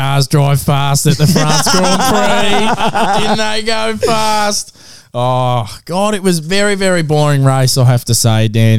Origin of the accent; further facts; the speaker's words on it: Auckland, New Zealand; Oh, you say where you come from? Auckland, bruv. I come from Pakatani.